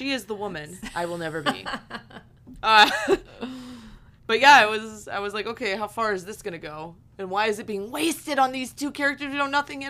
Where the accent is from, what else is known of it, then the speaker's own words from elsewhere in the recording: Pennsylvania, United States; I come from Northwestern Pennsylvania. So it's a very big railroad, train centric area, coal mining.